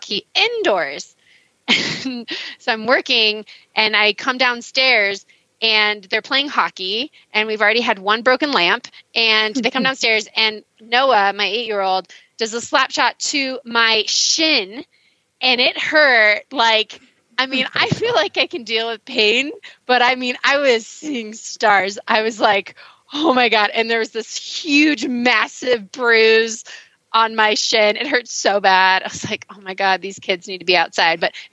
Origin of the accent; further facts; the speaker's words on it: Mammoth Lakes, California, United States; I'm from Mammoth Lakes, California